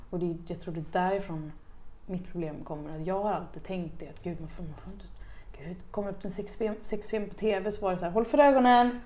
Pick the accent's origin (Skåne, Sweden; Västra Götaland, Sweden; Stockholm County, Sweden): Västra Götaland, Sweden; Uddevalla; det är där jag kommer ifrån